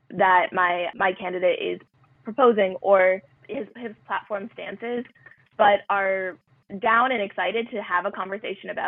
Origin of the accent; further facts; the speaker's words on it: Medford, Massachusetts, United States; Medford, Massachusetts, which is my hometown and also where I go to school